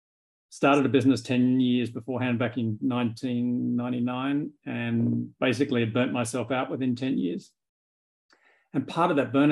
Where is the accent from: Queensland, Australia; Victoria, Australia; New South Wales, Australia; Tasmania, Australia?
New South Wales, Australia; Sydney; moved away as an adult; now in New York, United States; because I came from Australia to go to seminary in 2011. Mm. And I've been here ever since.